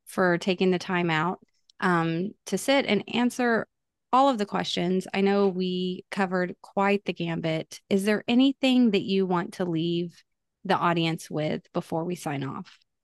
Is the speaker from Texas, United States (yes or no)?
yes; Texas, United States; I am from Texas, born and raised in Texas